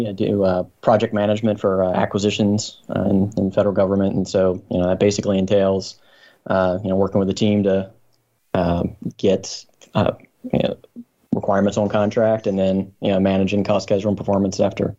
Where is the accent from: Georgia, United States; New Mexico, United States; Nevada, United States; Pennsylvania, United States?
Pennsylvania, United States; Franklin County; growing up in Franklin County, Pennsylvania, I was in between Antietam and Gettysburg